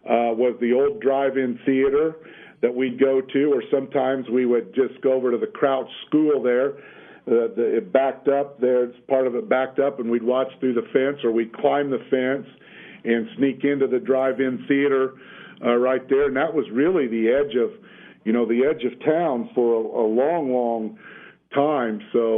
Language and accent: English; Lafayette, Indiana, United States; I was born and raised here. I was, like I said, I was born in 1960, and I lived in the north end of Lafayette. I grew up down on Longlois Drive